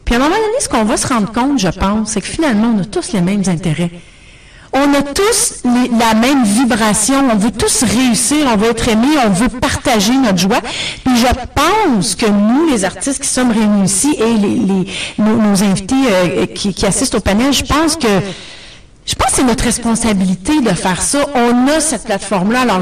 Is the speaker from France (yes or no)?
no; Ontario, Canada; accent: Franco-Ontarian; now in Toronto, Canada; j'ai un accent franco-ontarien